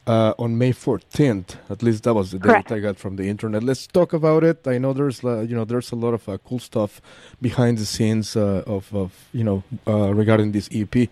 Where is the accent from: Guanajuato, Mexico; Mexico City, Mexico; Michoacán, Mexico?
Mexico City, Mexico; I am from Mexico City